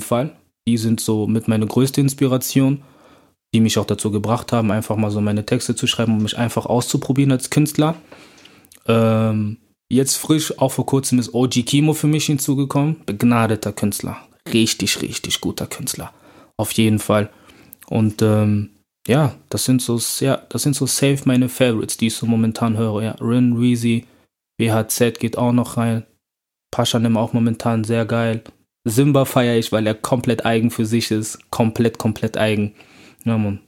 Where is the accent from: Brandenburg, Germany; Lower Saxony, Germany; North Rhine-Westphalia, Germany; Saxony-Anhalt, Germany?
North Rhine-Westphalia, Germany; Bonn; moved away as an adult; now in Cologne, Germany; ich bin in Bonn aufgewachsen